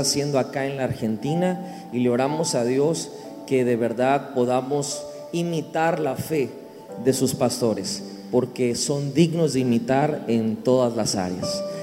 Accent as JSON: {"language": "Spanish", "country": "Mexico"}